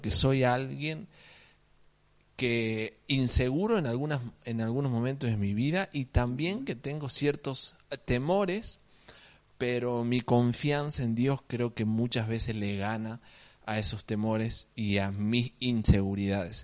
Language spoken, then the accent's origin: Spanish; Salta, Argentina; accent: salteño tonada; also born or lived in Alicante, Spain; toda mi vida acá en Salta, así que puedo decir que soy un salteño